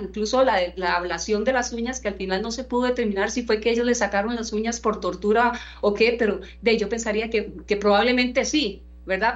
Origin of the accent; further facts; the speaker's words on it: Costa Rica; nosotros como costarricenses